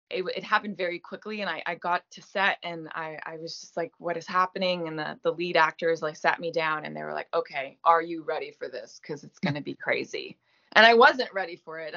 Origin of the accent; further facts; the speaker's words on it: Canada; as a Canadian actor, like I am never recognized.